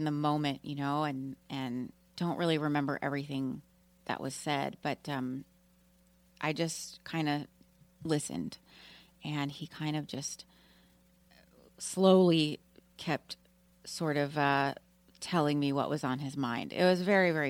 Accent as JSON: {"language": "English", "town": "Austin", "region": "Texas", "country": "United States", "tie": "born or raised there", "said": "Austin's my hometown"}